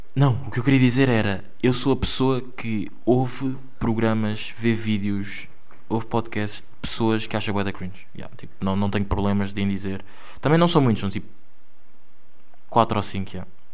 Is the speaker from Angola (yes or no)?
yes; Angola; accent: Angolan; now in Porto, Portugal; é o meu sotaque angolano